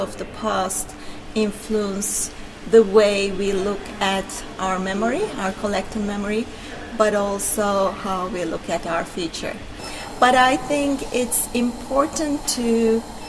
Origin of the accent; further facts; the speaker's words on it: Turkey; moved away as an adult; now in Belfast, United Kingdom; I'm originally from Turkey, and I've been working here at Queen's in architecture as a lecturer for more than 6 years now